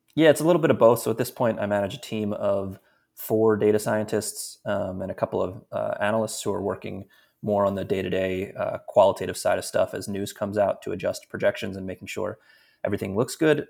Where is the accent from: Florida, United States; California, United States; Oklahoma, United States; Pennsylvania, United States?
Pennsylvania, United States; Philadelphia; moved away; I'm from Philadelphia originally